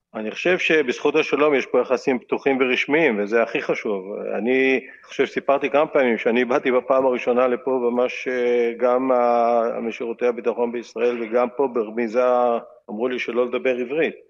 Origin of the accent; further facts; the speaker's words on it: Israel; אני ישראלי חוצפן